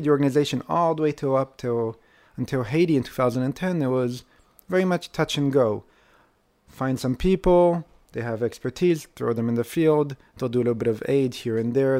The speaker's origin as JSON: {"language": "English", "country": "Israel"}